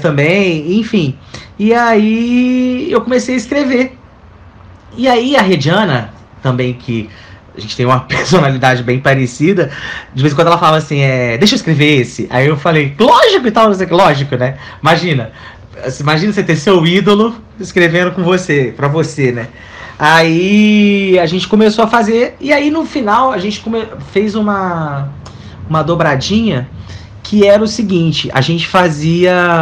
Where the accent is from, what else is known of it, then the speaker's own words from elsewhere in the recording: Minas Gerais, Brazil; now in Rio de Janeiro, Brazil; sou mineiro, já moro no Rio há um tempinho